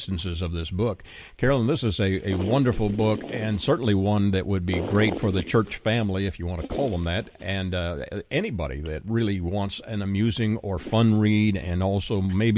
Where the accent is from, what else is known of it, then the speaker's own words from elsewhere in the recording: Canada; now in Texas, United States; I'm currently living in Texas. I'm originally from Canada.